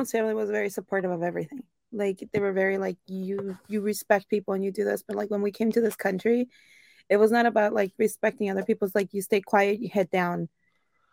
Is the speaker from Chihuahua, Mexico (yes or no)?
yes; Chihuahua, Mexico; now in Cleveland, United States; I'm from Chihuahua